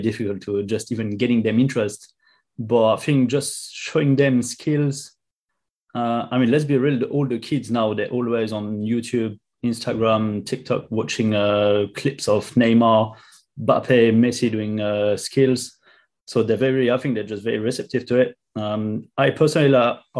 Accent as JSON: {"language": "English", "country": "France", "second_language": "English", "moved": "as an adult", "lives_now": "London, United Kingdom", "said": "I'm from France originally, as you can probably hear"}